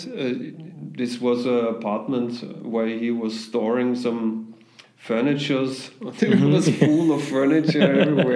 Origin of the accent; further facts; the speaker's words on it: Linz, Upper Austria, Austria; English is a second language; now in Vienna, Austria; I'm from Austria